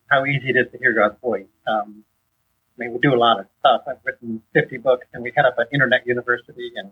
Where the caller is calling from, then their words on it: Orlando, Florida, United States; I'm coming from Orlando, Florida.